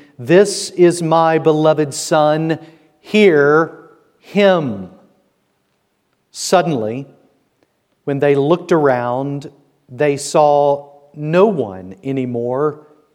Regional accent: the South, United States; moved away as an adult; now in Bridgend, United Kingdom; I will let you guess which state I am from. It's in the South

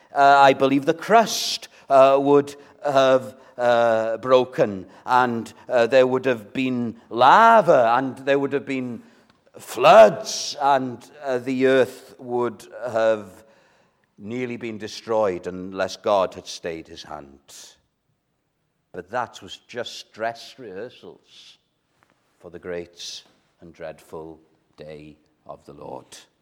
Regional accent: Wales, United Kingdom; as a Welshman

